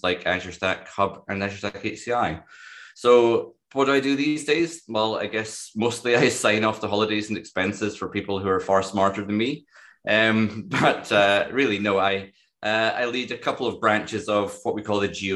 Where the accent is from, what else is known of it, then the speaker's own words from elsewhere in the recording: Dundee, Scotland, United Kingdom; I was born in Dundee